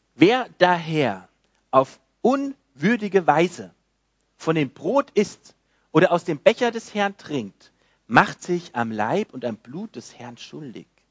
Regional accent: Frankfurt, Hesse, Germany; moved away; bei uns, wo ich herkomme, in Frankfurt in der Gemeinde

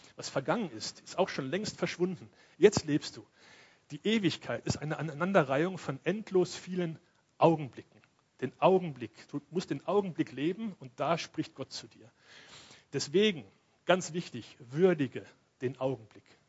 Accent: Cologne, North Rhine-Westphalia, Germany; moved away; ich komme ja aus Köln

